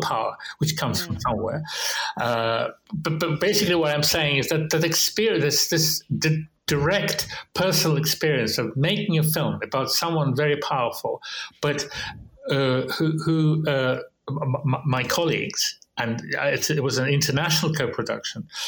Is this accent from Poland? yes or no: no; Russia; growing up in Russia in the 20th century, uh, in Soviet Union